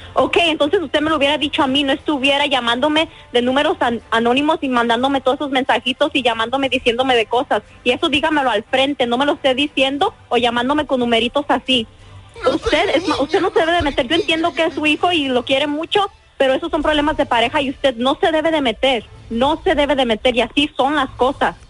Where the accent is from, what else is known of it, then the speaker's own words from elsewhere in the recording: Mexico; yo soy mexicana, yo soy mexicana